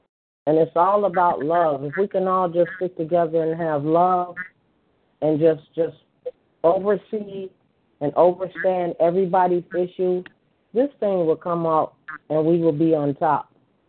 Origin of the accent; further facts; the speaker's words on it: Illinois, United States; I'm from Illinois.